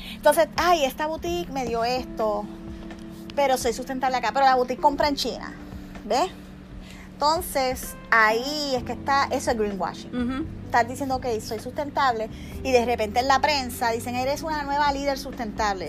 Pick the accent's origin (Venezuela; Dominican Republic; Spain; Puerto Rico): Puerto Rico; moved away as an adult; also born or lived in San Juan; now in Miami, United States; me mudé de Puerto Rico aquí